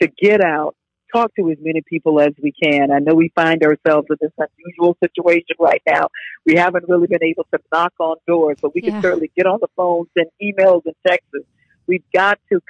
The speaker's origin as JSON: {"language": "English", "town": "Jacksonville", "region": "Florida", "country": "United States", "tie": "born or raised there", "said": "I was born and raised in Jacksonville"}